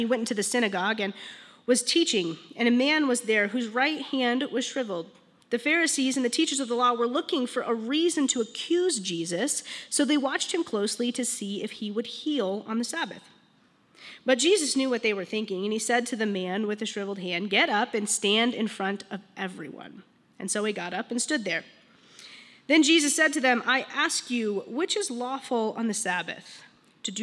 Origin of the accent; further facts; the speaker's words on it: Longmont, Colorado, United States; I'm actually from Longmont. I grew up here, went to Longmont High School for just a year, graduated from Silver Creek